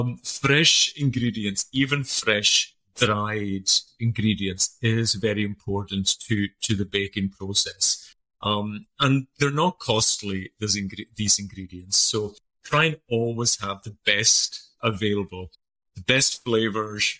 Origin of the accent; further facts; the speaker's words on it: Isle of Lewis, Scotland, United Kingdom; first language Scottish Gaelic; English is a second language; I'm from the Isle of Lewis. It's the most northerly of the Outer Hebrides of Scotland.